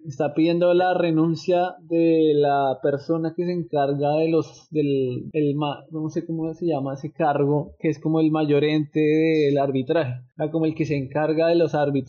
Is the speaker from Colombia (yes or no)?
yes; Colombia; somos colombianos